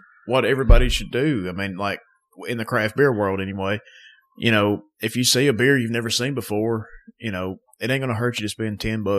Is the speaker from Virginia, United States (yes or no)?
no; North Alabama, United States; if you can't tell from our accents, we're from North Alabama.